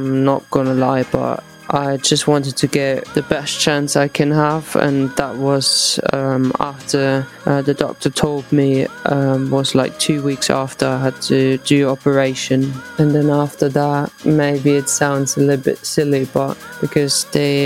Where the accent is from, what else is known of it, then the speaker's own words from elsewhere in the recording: Eislingen, Baden-Württemberg, Germany; moved away; also born or lived in Potsdam; in my home town in Eislingen